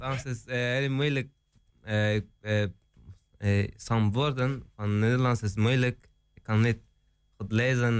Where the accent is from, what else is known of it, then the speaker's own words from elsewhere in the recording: Afghanistan; Dutch is a second language; moved away as an adult; now in Hengelo, Netherlands; Ik kom uit Afghanistan